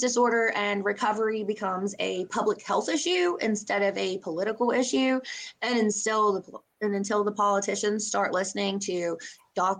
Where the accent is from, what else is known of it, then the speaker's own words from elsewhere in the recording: Boone County, West Virginia, United States; now in Beckley, United States; I grew up in Boone County